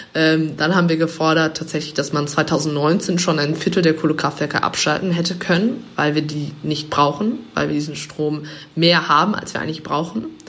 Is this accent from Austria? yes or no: no; England, United Kingdom; moved away; ich bin, bin in, in England aufgewachsen als Kind